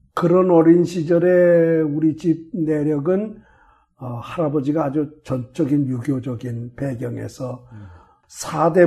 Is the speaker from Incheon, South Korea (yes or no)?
no; Chungju, North Chungcheong, South Korea; also born or lived in Daegu / Seattle / Southern California; now in United States; 저는 충주에서 태어났다고 그러지만 충주가 아니고 충주에서 30리쯤 어, 음성 쪽으로 가다가 그 대소원이라고